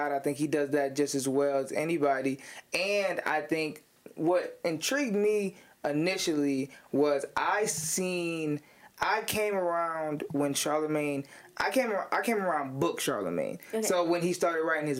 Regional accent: Ravenna, Ohio, United States; moved away as an adult; now in Cleveland, United States; I was born and raised in Ravenna, Ohio, which is a small town

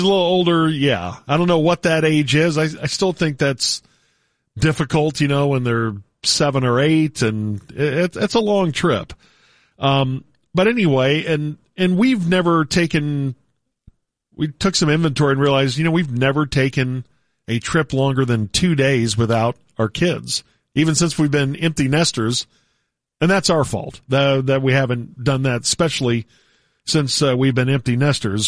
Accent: Texas, United States; we're from Texas

